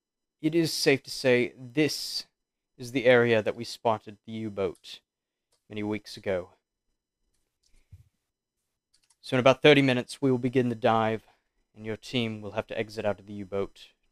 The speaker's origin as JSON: {"language": "English", "town": "Birmingham", "region": "Alabama", "country": "United States", "said": "Jersey. Very nice. I'm from Birmingham."}